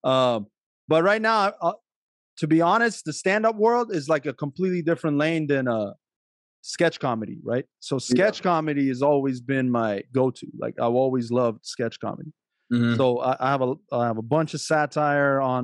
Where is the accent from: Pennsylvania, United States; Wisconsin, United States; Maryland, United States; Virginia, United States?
Maryland, United States; I grew up in Maryland